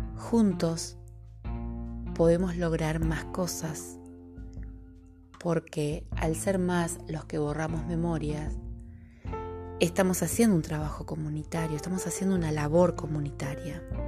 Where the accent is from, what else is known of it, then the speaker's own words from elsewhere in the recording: Río de la Plata, Argentine Patagonia, Argentina; accent: rioplatense; identificarás mi dicción con la dicción rioplatense. Desde la Patagonia Argentina te acompaño en este camino